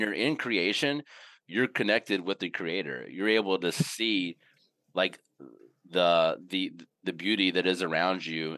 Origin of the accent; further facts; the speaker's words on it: Indianola, Mississippi, United States; now in North Carolina, United States; I grew up in Mississippi, uh, in a little town called Indianola